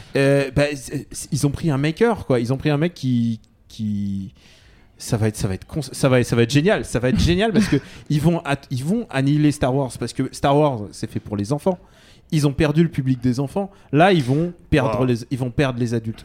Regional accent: France; Je suis russe. Enfin, je suis né en France, mais, mais, je, suis, mais je suis russe de cœur

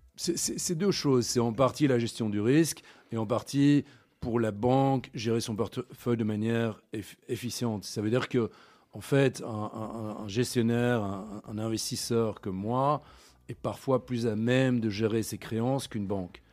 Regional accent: Brussels, Brussels-Capital Region, Belgium; moved away as an adult; also born or lived in London / Hong Kong; je suis né à Bruxelles, j'ai grandi à Bruxelles, j'ai étudié à Bruxelles aussi

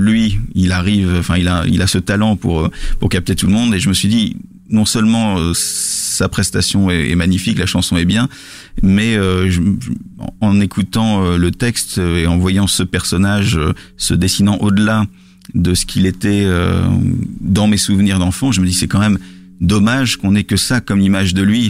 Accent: Lille, Hauts-de-France, France; je, suis pas parisien, je suis lillois

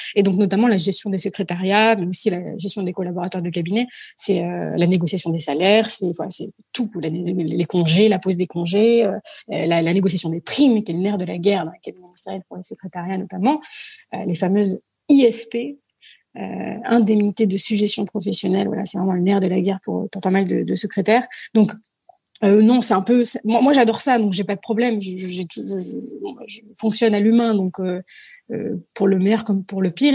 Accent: Paris, Île-de-France, France; je suis née à Paris, euh, je suis, je ne suis que de Paris, puisque mes parents sont immigrés

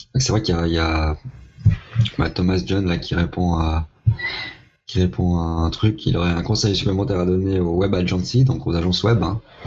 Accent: Vevey, Vaud, Switzerland; chez nous à Vevey

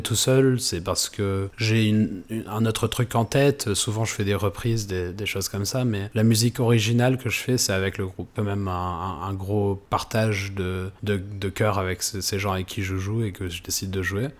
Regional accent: France; je suis né en France, quoi et que j'ai passé toute mon éducation ici

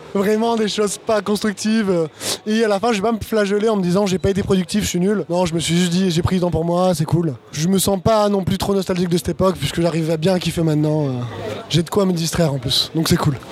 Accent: Bordeaux, Nouvelle-Aquitaine, France; moved away as an adult; now in Paris, France; je suis un Bordelais d'origine. je suis arrivé à Paris il y a deux ans

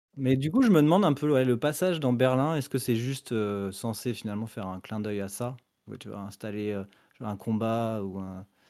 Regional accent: France; qu'on est français et pas et pas américain

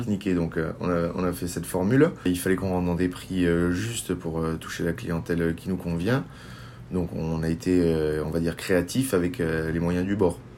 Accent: Béziers, Occitania, France; je viens d'une région du Languedoc-Roussillon, de l'Hérault exactement, de Béziers

